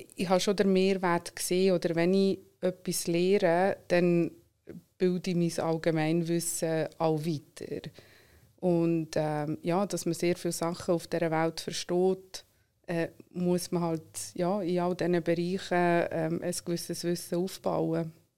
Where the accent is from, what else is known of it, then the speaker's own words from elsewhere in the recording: Solothurn, Switzerland; German is a second language; moved away as an adult; now in Zurich, Switzerland; bin in Solothurn aufgewachsen, wohne aber schon lange in Zürich